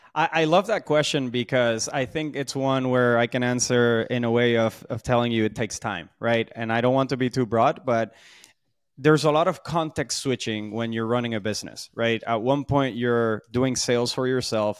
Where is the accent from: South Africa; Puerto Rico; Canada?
Puerto Rico; moved away; also born or lived in Boston; I'm from Puerto Rico, so that's where a lot of, uh, the energy, charisma, um, and, and, and sort of vibe comes from